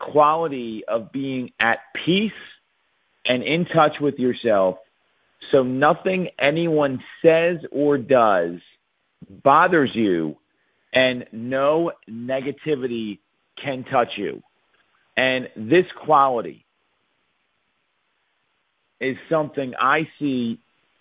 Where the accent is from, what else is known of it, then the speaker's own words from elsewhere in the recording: Philadelphia, Pennsylvania, United States; my hometown, Philadelphia